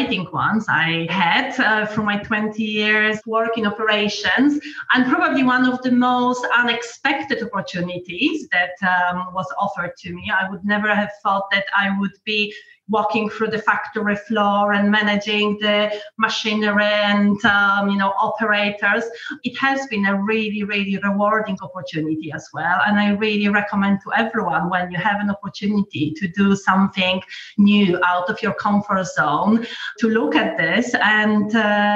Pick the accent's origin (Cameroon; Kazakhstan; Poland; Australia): Poland; also born or lived in London / South America; now in Norfolk, United Kingdom; I've grown up in communist Poland